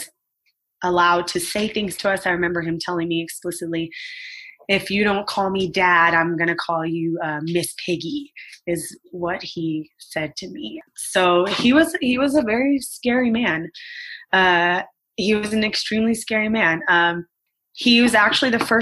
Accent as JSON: {"language": "English", "town": "Los Angeles", "region": "California", "country": "United States", "tie": "born or raised there", "said": "I was living in Reseda, California. I grew up here. I was born and raised in California."}